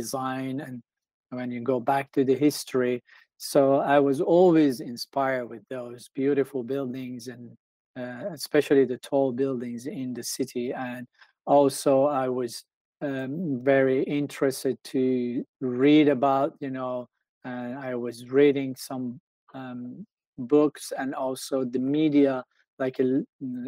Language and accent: English; Tehran, Tehran Province, Iran; now in United States; I grew up in Tehran, which is the capital of Iran.